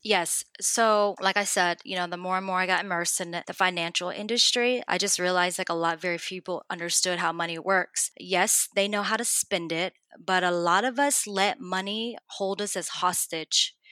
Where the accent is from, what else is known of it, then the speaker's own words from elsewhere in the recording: Dallas, Texas, United States; moved away as an adult; now in Houston, United States; I'm originally from Dallas, which is just down the street from Houston